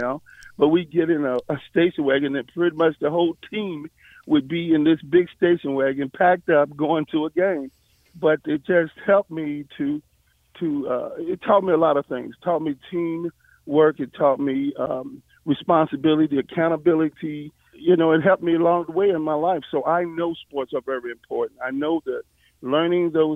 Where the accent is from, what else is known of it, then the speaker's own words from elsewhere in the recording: Lynchburg, Virginia, United States; I am from Lynchburg. I grew up on White Rock Hill